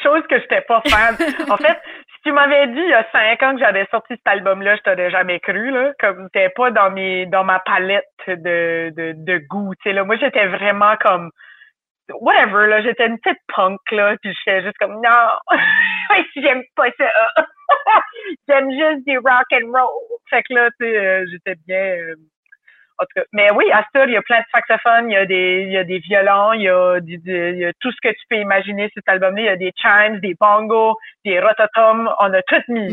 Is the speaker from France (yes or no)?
no; New Brunswick, Canada; accent: Chiac (Acadian); Je viens du Nouveau-Brunswick. C'est une province à l'est du Québec, au Canada. C'est un accent qui est différent